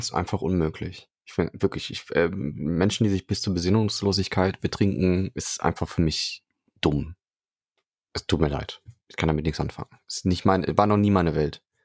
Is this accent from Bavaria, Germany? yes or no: no; Cologne, North Rhine-Westphalia, Germany; Ich bin ja gebürtiger Kölner